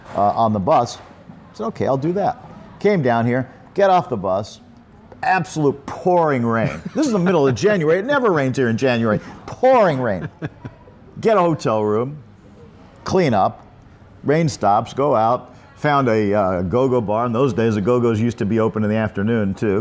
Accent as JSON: {"language": "English", "town": "Los Angeles", "region": "California", "country": "United States", "tie": "born or raised there", "also_born_or_lived": "Michigan / New York", "moved": "as an adult", "lives_now": "Pattaya, Thailand", "said": "I grew up in California, in Los Angeles. Uh, lived there until I uh, got out of college, UCLA"}